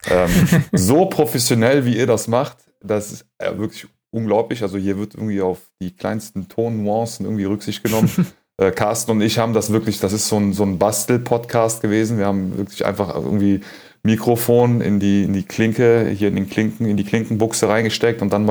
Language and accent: German; Cologne, North Rhine-Westphalia, Germany; ähm, Nationalität Kölner, ähm, geboren 81 in der Südstadt im Klösterchen, so wie meine Tochter dann äh, fast 35 Jahre später auch. Ähm, genau, die Wurzeln kommen aus dem Iran.